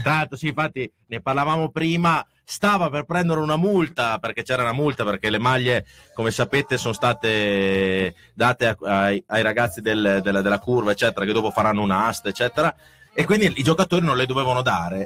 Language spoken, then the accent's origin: Italian; Reggio Emilia, Emilia-Romagna, Italy; siamo tutti di Reggio, quindi sappiamo dove abitiamo